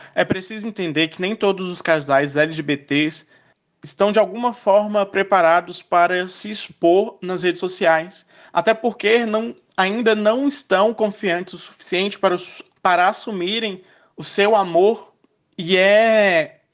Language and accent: Portuguese; Luziânia, Goiás, Brazil; sou de Lusiânia, Goiás